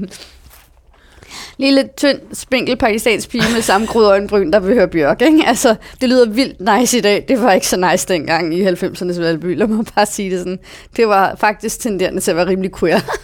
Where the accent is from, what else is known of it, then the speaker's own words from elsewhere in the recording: Copenhagen, Capital Region of Denmark, Denmark; jeg voksede op i Valby